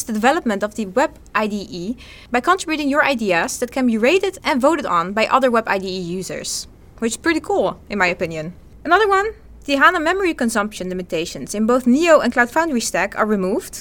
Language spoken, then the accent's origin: English; Netherlands; as we say in the Netherlands, goedendag